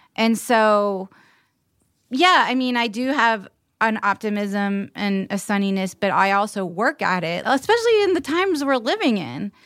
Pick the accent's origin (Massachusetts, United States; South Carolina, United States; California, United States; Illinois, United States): South Carolina, United States; Charleston; growing up in Charleston